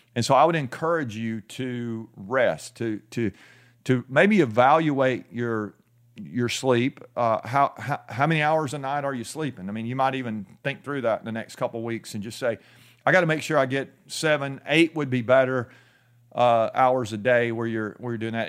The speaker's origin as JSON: {"language": "English", "country": "United States"}